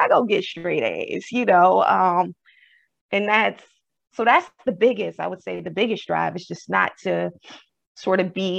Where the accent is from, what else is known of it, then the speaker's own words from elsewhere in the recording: the South, United States; I'm from the South originally, my family.